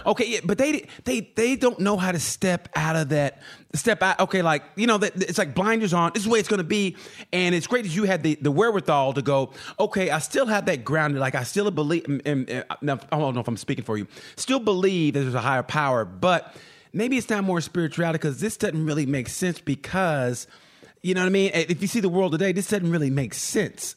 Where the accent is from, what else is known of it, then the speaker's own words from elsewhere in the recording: Oklahoma, United States; now in Indiana, United States; I'm originally from Oklahoma